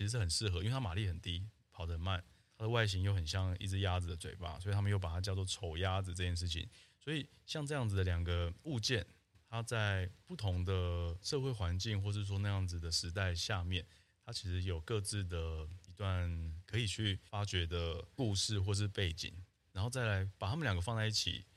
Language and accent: Chinese; Taiwan; 那时候你生活，而且成长在台湾